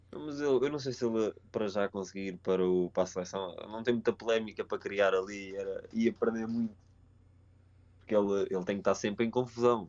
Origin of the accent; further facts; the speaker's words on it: Mafra, Lisbon, Portugal; eu e o João somos de Mafra e somos os dois do Sporting